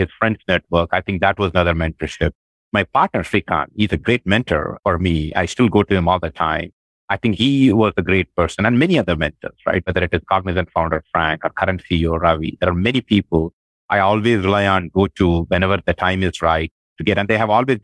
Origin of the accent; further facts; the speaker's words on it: India; moved away as an adult; now in United States; I'm very proud of the fact of my origin, my Indian origin